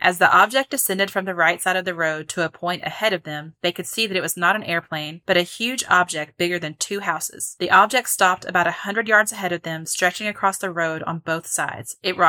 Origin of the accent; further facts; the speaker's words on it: Lancaster, Kentucky, United States; I grew up in Lancaster, Kentucky, which is right next to Stanford.